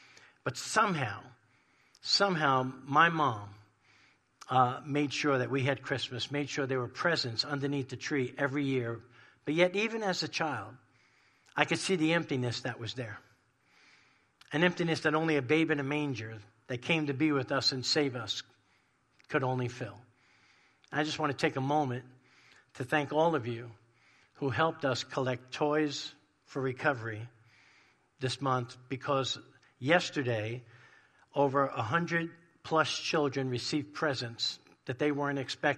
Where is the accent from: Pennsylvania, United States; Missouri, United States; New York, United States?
New York, United States; moved away; growing up in New York in a crazy, dysfunctional Italian family